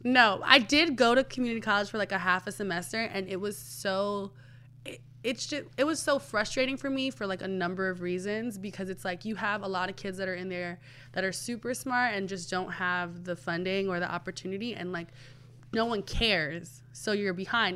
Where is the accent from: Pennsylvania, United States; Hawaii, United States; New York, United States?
New York, United States; New York City; I'm from the Bronx, born and raised